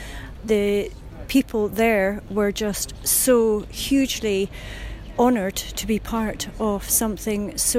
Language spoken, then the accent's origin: English; Scotland, United Kingdom; We're obviously from Scotland.